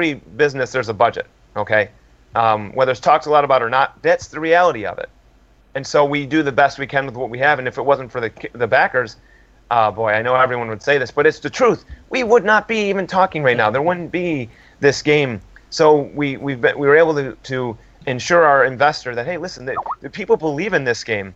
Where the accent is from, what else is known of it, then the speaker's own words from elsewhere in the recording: United States; us Americans